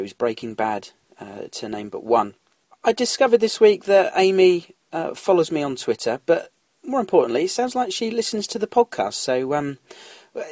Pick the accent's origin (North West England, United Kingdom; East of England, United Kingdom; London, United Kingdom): London, United Kingdom; now in North Yorkshire, United Kingdom; Where do I hail from originally? I was born in London